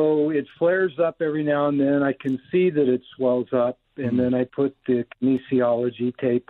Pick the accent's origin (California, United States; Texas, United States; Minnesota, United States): Texas, United States; Houston; now in Woodland Hills, United States; I grew up in Houston, Texas.